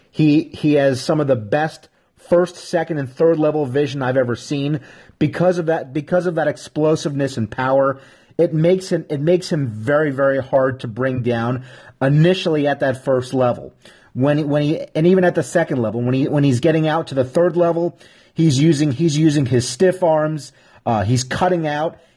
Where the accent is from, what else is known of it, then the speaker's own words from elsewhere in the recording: New York, United States; I'm from New York.